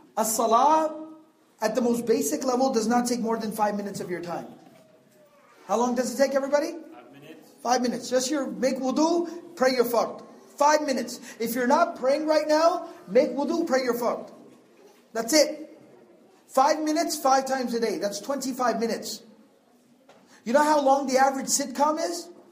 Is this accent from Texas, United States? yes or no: yes; Texas, United States; I'm from Texas. No, I don't live in the countryside.